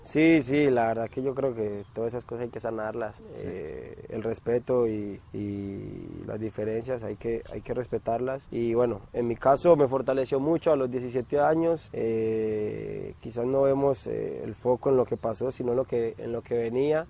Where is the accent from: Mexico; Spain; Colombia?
Colombia; moved away as an adult; now in Argentina; soy un colombiano más